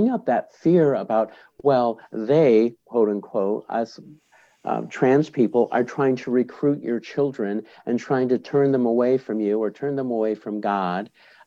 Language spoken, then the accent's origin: English; Boulder, Colorado, United States; I'm part of an organization in my hometown of Boulder, Colorado